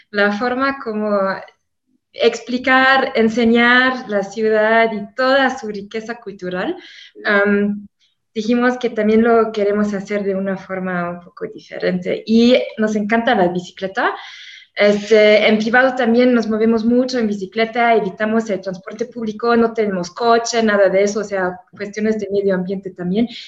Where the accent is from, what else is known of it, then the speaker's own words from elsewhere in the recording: Germany; first language German; Spanish is a second language; now in Mexico; Y pues con las idiomas, pues yo en, en alemán, obviamente, este, hago mis visitas, este, que es mi lengua materna, en español, ya llevo siete años viviendo aquí en México